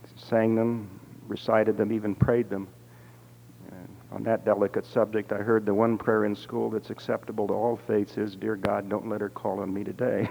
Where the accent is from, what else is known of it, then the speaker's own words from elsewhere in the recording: Dayton, Ohio, United States; growing up in Dayton, Ohio